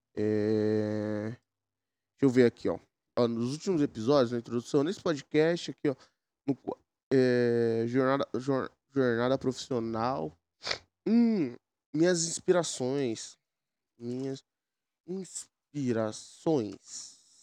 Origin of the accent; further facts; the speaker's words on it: São Paulo, Brazil; Eu sou de São Paulo